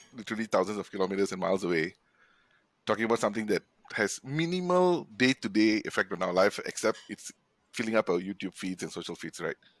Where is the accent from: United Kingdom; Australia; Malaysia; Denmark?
Malaysia; living and growing up in Malaysia